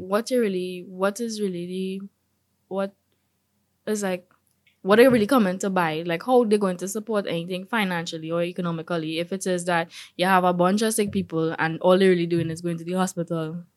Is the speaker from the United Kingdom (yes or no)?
no; Trinidad & Tobago; being a Trinidadian